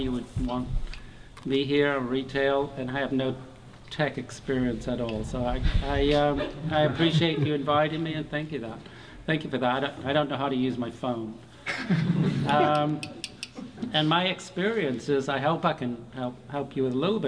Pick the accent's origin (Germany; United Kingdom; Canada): United Kingdom; the north of England; moved away as an adult; also born or lived in Chicago; now in Charleston, United States; I grew up in Northern England